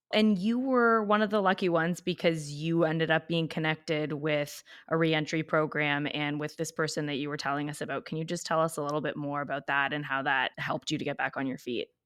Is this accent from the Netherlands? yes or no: no; Canada; I'm Canadian